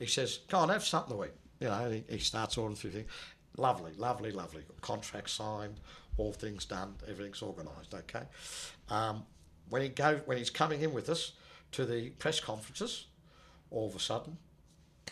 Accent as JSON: {"language": "English", "country": "Australia", "said": "I'm from Australia"}